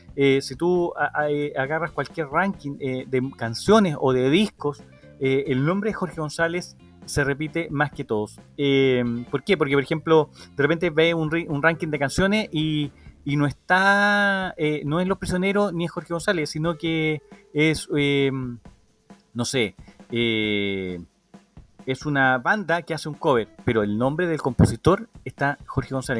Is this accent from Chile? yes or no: yes; Chile; somos muy chilenos algunas veces para nuestras cosas